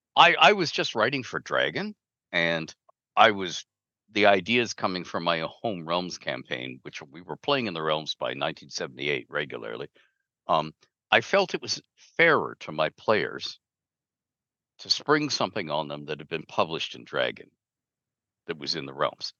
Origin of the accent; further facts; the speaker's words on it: Canada; I'm Canadian